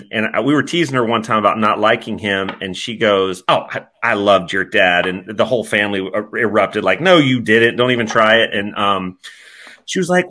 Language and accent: English; United States; also born or lived in Tanzania; I'm from America.